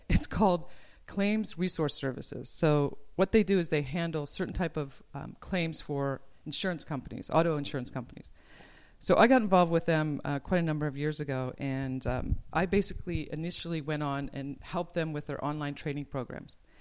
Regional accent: Philadelphia, Pennsylvania, United States; now in Ojai, United States; I grew up on the East Coast

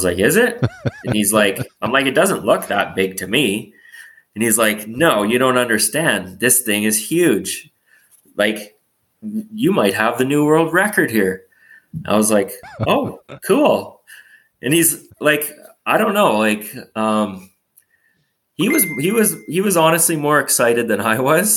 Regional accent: Revelstoke, British Columbia, Canada; I grew up in Revelstoke, in a small town, 7,000-8,000 people.

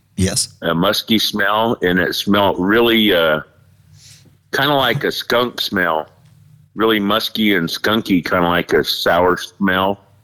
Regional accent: Fort Hall, Idaho, United States; I'm here in the state of Idaho, and uh, I'm Native American from Fort Hall

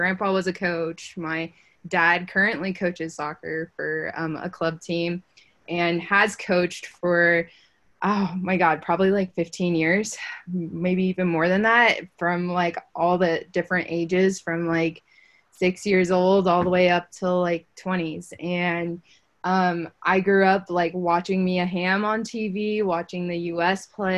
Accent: San Jose, California, United States; I'm from San Jose, so obviously the Earthquakes is my MLS team.

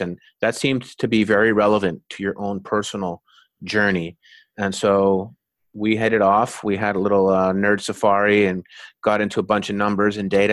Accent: Winnipeg, Manitoba, Canada; I was born and raised in Winnipeg

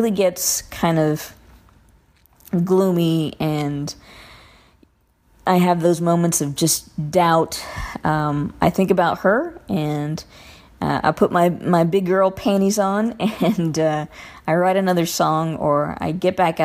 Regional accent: Covina, California, United States; I am from Covina, California

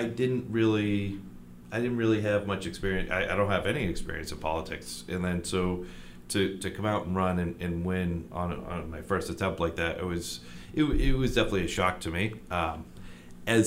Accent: Attleboro, Massachusetts, United States; I grew up here in Attleboro.

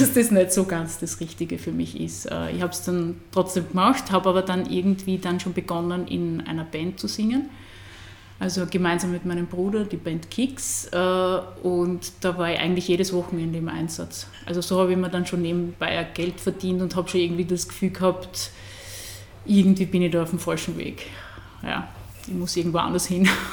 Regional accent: Burgenland, Austria; also born or lived in Graz; meine Heimat

